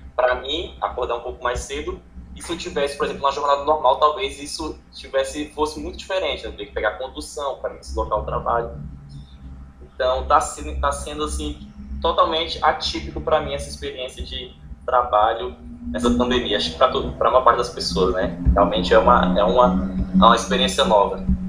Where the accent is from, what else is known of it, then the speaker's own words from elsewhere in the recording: Tocantins, Brazil; sou do Tocantins